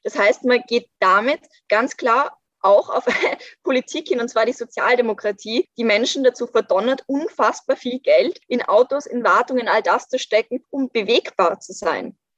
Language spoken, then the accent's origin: German; Vienna, Austria; ich bin in Wien aufgewachsen